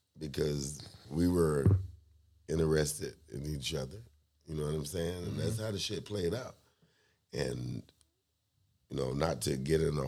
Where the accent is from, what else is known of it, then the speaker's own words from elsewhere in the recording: South Florida, United States; moved away; I am from South Florida.